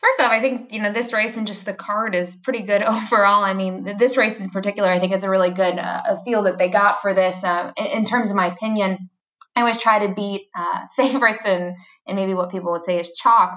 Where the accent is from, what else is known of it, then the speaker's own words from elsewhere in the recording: Fort Erie area, Ontario, Canada; now in Florida, United States; my hometown track, even though I'm not born in Fort Erie. I, I treat it as my hometown track and uh, grew up going there